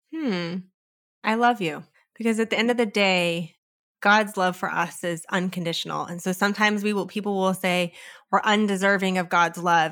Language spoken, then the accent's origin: English; California, United States; I come from California